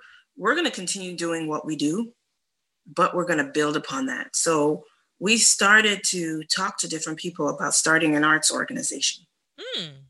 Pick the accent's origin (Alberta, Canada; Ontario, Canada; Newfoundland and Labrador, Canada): Ontario, Canada; Toronto; also born or lived in Atlanta, United States / New York, United States; now in Houston, United States; I'm from the North, I'm from Canada.